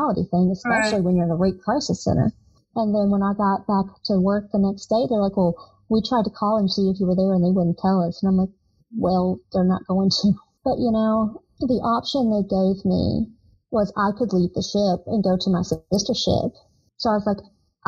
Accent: Southern, United States; accent: crazy Southern; moved away as an adult; I'm from a small town. Of course, my accent was crazy Southern.

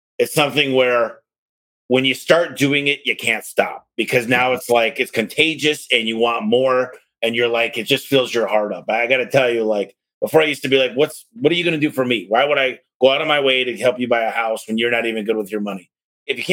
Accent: Detroit, Michigan, United States; now in Arizona, United States; I live in Arizona, I'm from Detroit

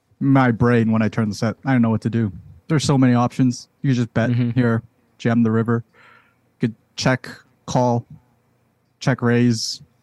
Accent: Boston, Massachusetts, United States

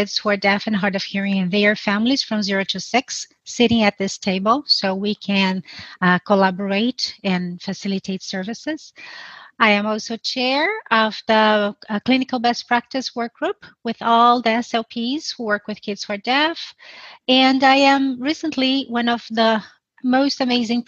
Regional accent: São Paulo, Brazil; moved away as an adult; now in Toronto, Canada; I was born in Brazil, in São Paulo, where I graduated

